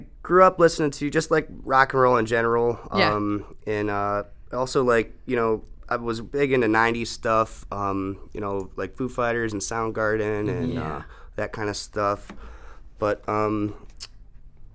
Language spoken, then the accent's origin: English; Detroit, Michigan, United States; moved away as an adult; now in Hilton Head, United States; I'm from Detroit, Michigan, outside of Detroit originally